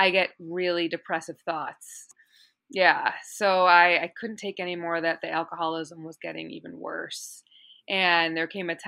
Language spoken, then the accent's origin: English; Chicago, Illinois, United States; moved away as an adult; also born or lived in California; now in Los Angeles, United States; I'm originally from Chicago, and it's funny because out here, everyone tells me I have an accent